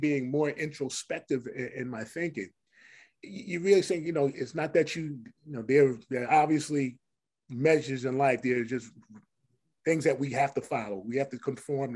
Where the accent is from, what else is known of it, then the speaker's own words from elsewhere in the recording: Paterson, New Jersey, United States; growing up in City of Patterson